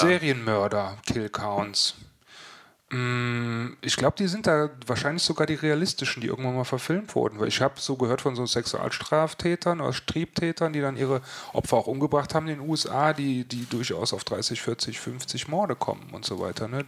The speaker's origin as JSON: {"language": "German", "region": "West Germany", "country": "Germany", "said": "als Wessi"}